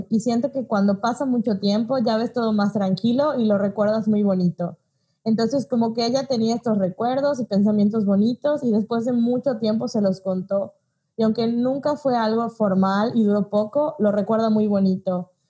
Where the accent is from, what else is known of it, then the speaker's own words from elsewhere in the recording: Mexico; Y a la gente que nos escucha en otros países que no son el nuestro, que somos de México